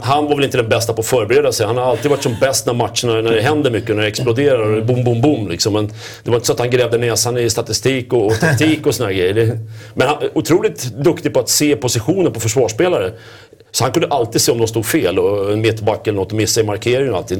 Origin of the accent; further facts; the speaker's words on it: Stockholm, Stockholm County, Sweden; inte fasen sitter vi som stockholmare och säger Rögle